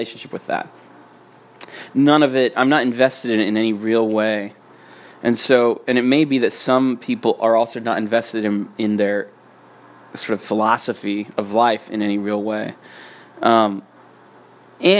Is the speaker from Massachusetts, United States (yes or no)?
no; Utah, United States; I grew up in Utah.